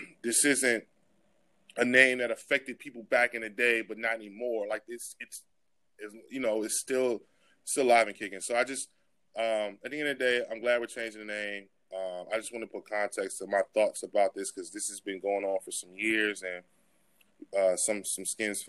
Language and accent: English; United States; born or raised there